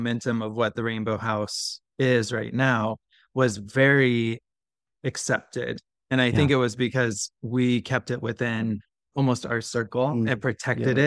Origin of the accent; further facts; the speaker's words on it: Santa Ynez Valley, California, United States; I was born and raised in the Valley and came up in a time when there was nothing for the queer community